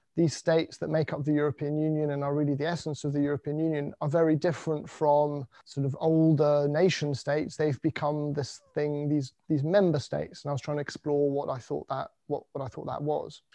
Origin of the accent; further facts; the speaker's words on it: United Kingdom; being British